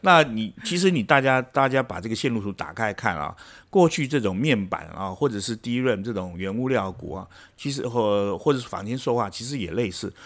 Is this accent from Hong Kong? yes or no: no; Taiwan; 我们台湾这边生产，呃，呃，这个，呃，C P U，呃，晶片